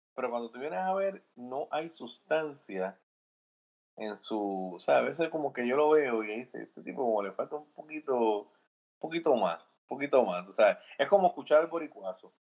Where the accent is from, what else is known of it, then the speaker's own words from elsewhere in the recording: Fajardo, Puerto Rico; now in United States; esa persona nació donde yo nací, Tito